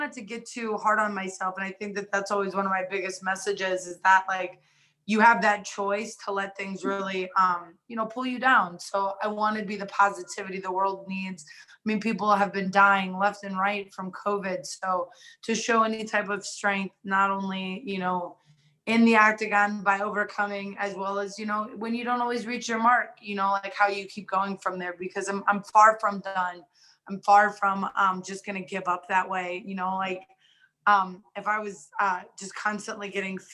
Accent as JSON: {"language": "English", "town": "Cuyahoga Falls", "region": "Ohio", "country": "United States", "tie": "born or raised there", "also_born_or_lived": "Atwater, Ohio / Rootstown, Ohio / Cleveland, Ohio / Las Vegas, Nevada", "moved": "as an adult", "said": "grew up in Cuyahoga Falls. We moved back to Rootstown, and then that's where I ended up graduating from"}